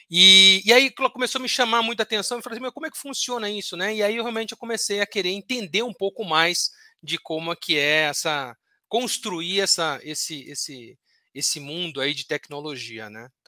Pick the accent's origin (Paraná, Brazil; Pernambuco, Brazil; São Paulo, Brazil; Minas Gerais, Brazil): São Paulo, Brazil; Santos; Bom, professor, eu nasci em Santos, né?